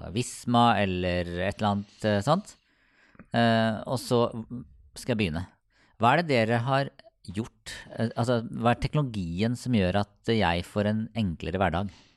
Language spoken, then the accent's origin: Norwegian; Sarpsborg, Østfold, Norway; jeg er fra Sarpsborg